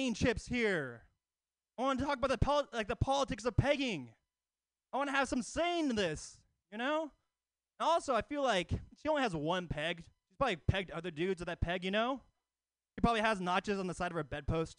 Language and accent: English; Oakland, California, United States; Oakland native across the East Bay